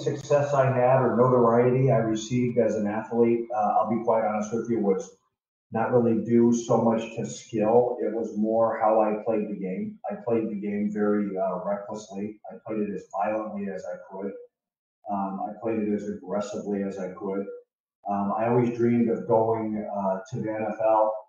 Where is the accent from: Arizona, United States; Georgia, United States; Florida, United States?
Arizona, United States; Tucson; also born or lived in Indiana; when I was a kid, my life started in Northwest Indiana, just outside Chicago. I grew up in a blue collar family. My dad was a carpenter. My mom was a house cleaner. They moved us to Arizona